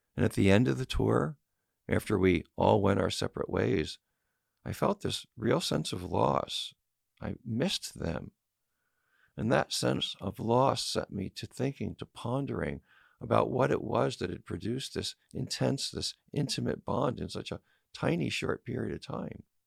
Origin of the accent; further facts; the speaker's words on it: California, United States; my home state of California